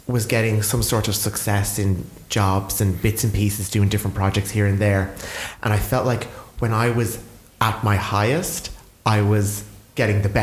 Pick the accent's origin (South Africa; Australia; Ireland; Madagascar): Ireland; Wexford, Leinster; now in Dublin, Ireland; I'm from Wexford